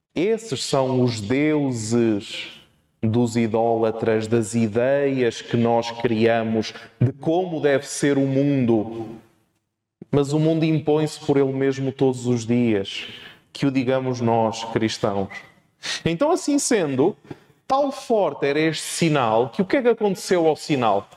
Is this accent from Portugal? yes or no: yes; Portugal; sou português e, portanto, vou falar um português esquisito.